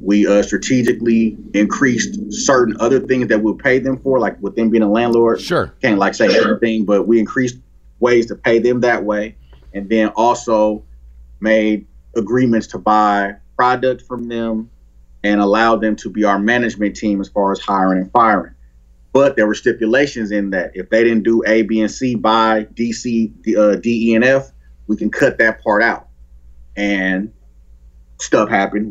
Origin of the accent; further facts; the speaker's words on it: Oakland, California, United States; I grew up in Oakland